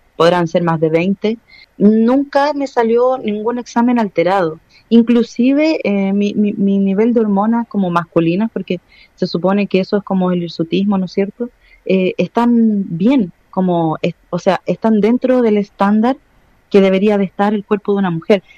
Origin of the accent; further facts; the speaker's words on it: Chile; yo soy una persona chilena también y la gente le cuesta mucho entender que soy chilena